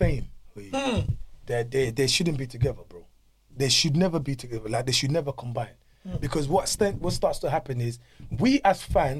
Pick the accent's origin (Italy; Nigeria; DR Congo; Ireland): DR Congo; now in London, United Kingdom; growing up in Congo